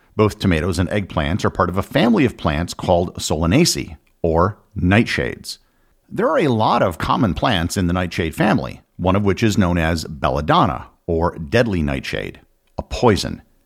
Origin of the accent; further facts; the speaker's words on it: United States; I'm an American